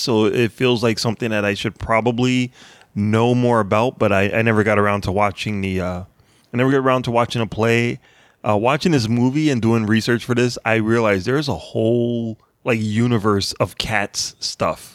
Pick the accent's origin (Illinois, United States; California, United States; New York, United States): Illinois, United States; Chicago; now in New England, United States; I grew up in Chicago